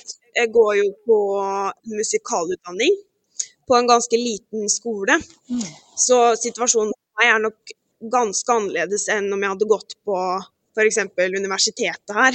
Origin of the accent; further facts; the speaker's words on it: Halden, Viken, Norway; moved away as an adult; now in Gothenburg, Sweden; jeg er jo fra Halden